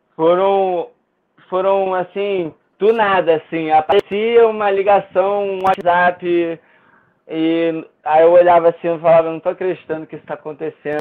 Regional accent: Brazil

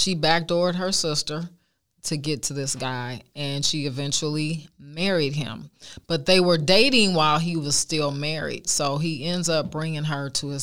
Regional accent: Oakland, California, United States; I went to Allen Temple Baptist Church growing up in Oakland

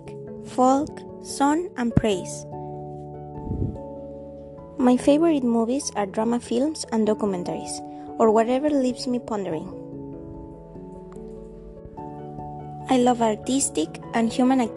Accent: Veracruz, Mexico; English is a second language; also born or lived in Guadalajara, Jalisco; I was born in Guadalajara, Jalisco. I came to Veracruz when I was 1 year old and I have living here for 20 years.

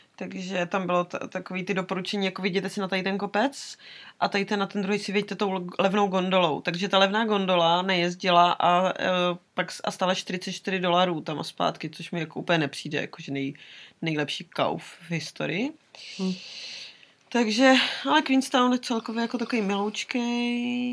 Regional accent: Czechia; Z Česka

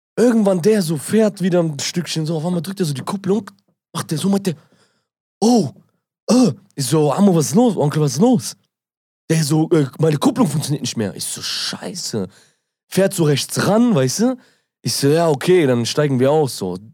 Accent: Germany; ich bin aus Deutschland

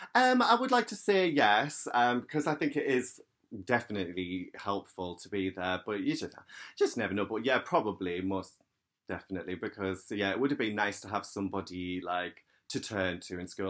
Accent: County Durham, North East England, United Kingdom; I'm from County Durham in the northeast

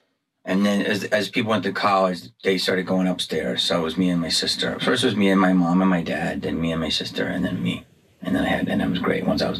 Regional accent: Upper Darby, Pennsylvania, United States; I'm from Upper Darby, right outside of Philadelphia. Okay, so you know the Tower Theater?

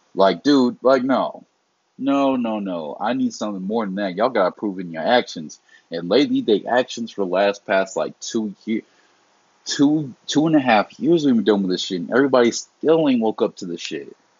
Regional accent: the South, United States; I grew up in the South where hurricane season is plentiful

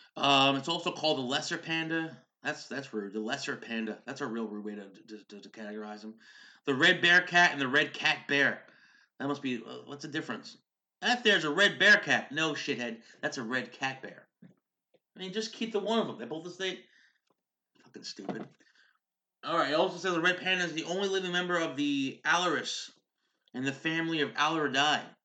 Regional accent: United States; We're hardworking American parents.

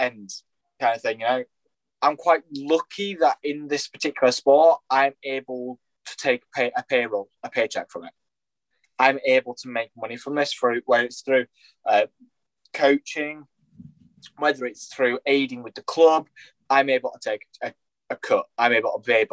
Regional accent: Bradford, Yorkshire and the Humber, United Kingdom; I'm a local boy. I'm based here in Bradford. I'm a Yorkshire boy

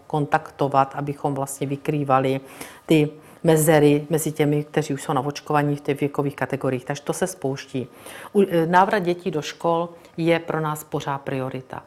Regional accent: Brno, South Moravian Region, Czechia; Já jsem z Brna, narodila jsem se tam, strávila jsem tam celý život

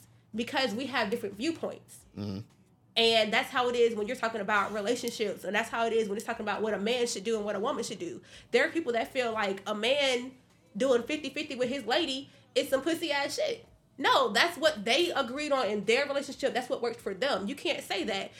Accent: Georgia, United States; I'm from Georgia. I'm from Georgia.

